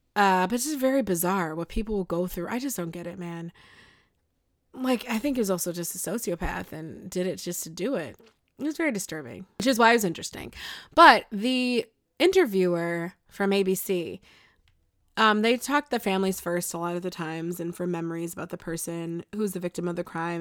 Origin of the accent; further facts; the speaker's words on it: Buffalo, New York, United States; I'm from Buffalo